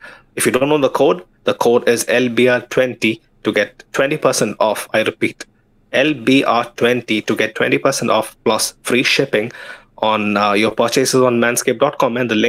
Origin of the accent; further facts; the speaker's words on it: Kerala, India; first language Malayalam; English is a second language; Savola in my mother tongue, Malayalam. I think, you know, like Kerala has a lot of Portuguese influence, and I see where it comes from.